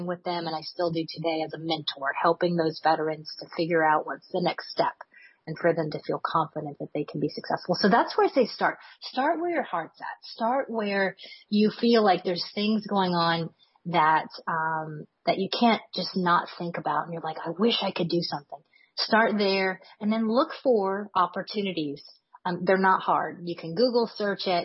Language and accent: English; Louisiana, United States; my home state of Louisiana